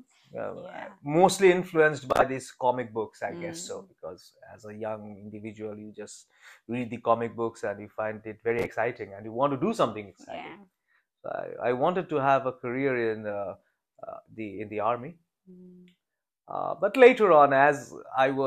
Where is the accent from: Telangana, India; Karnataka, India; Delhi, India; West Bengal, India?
West Bengal, India; Kolkata; moved away as an adult; also born or lived in China; I'm an Indian. Mm. And I grew up in a big city called Kolkata. In India.